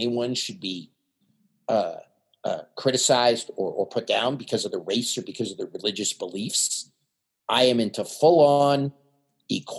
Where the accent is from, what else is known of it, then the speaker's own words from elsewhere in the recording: Canada; now in United States; I'm Canadian.